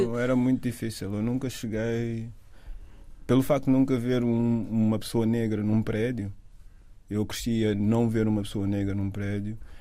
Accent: Amadora, Lisbon, Portugal; moved away as an adult; also born or lived in London, United Kingdom; nasci na Cova da Moura

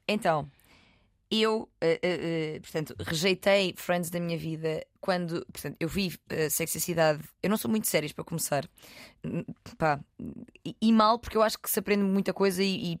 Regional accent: Loulé, Algarve, Portugal; moved away; Tive uns diazinhos no Algarve, uhum. em Lolé, na minha terra

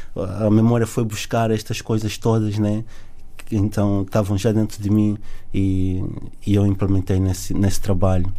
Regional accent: Luanda, Luanda Province, Angola; also born or lived in south of Angola / Sumbe; now in Portugal; nasci no Sul, mas cresci em, em Luanda

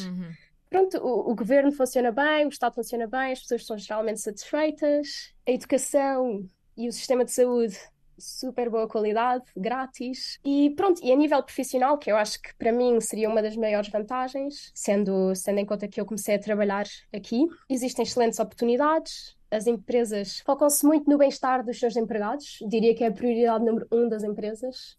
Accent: Portugal; moved away as an adult; also born or lived in Beijing, China; now in Stockholm, Sweden; sou franco-portuguesa, mas vivi a minha vida eh, quase toda em Portugal, portanto cresci em Portugal e estive em Portugal até aos meus 21 anos

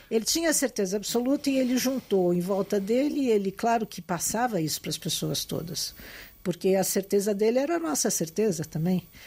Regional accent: Brazil; moved away as an adult; also born or lived in Lisbon, Portugal; como brasileira recém-chegada

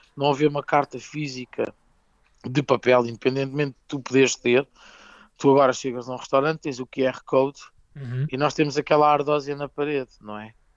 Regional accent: Ribatejo, Portugal; Somos muito portugueses e muito ribatejantes

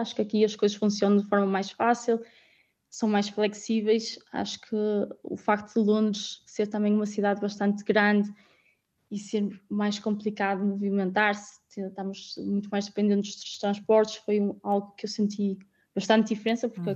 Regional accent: Guimarães, Norte, Portugal; moved away as an adult; also born or lived in London, United Kingdom / Netherlands; now in The Hague, Netherlands; Eu sou de Guimarães, óbvio que o meu sentimento de casa é sempre lá

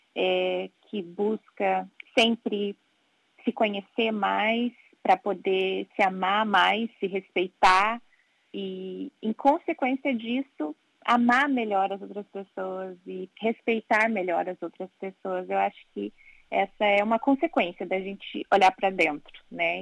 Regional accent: Brazil; moved away as an adult; also born or lived in Italy / Portugal; now in London, United Kingdom; eu saí do Brasil buscando melhores

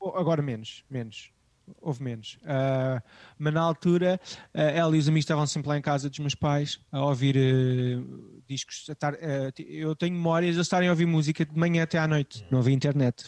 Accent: Amadora, Lisbon, Portugal; nos subúrbios de Lisboa onde eu cresci, eh, na Amadora e em Benfica

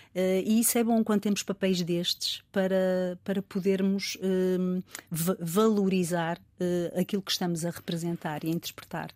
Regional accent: Rio Tinto, Norte, Portugal; also born or lived in Porto; vivi em Rio Tinto

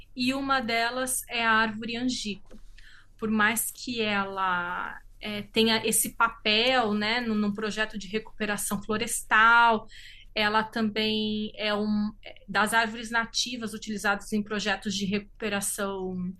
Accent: São Paulo, Brazil; sou do estado de São Paulo, né? Eu sou brasileira e italiana.

